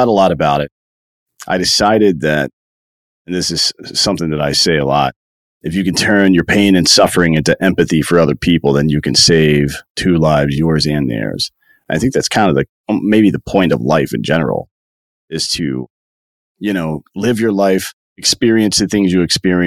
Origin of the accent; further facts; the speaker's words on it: South Carolina, United States; I grew up in upstate South Carolina near Clemson University